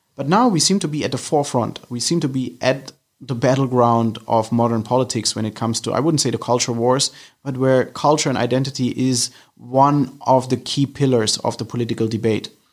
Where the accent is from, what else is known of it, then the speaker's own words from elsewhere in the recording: Germany; moved away as an adult; now in London, United Kingdom; I'm originally from Germany, but I live in London for a couple of years now